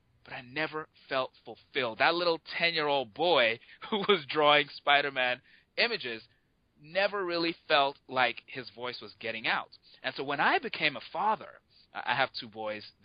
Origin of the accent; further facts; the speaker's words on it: Nigeria; moved away as an adult; now in United States; I grew up in Nigeria. So I live in the U.S. now. I've been here half my life, but I did grow up in Nigeria.